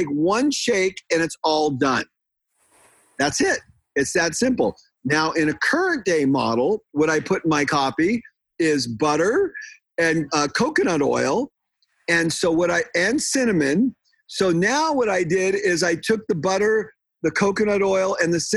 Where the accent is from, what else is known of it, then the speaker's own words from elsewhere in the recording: San Diego, California, United States; moved away as an adult; now in Washington, United States; I'm from San Diego. I'm a native Californian